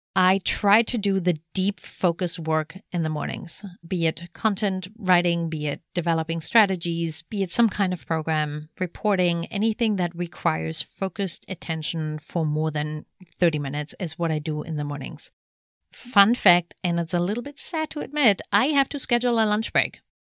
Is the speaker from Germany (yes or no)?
yes; Germany; moved away; Germany, my home country